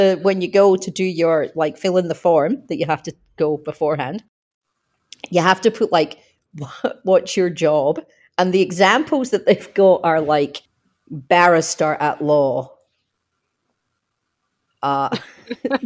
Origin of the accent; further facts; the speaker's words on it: Scotland, United Kingdom; now in Australia; as a Scot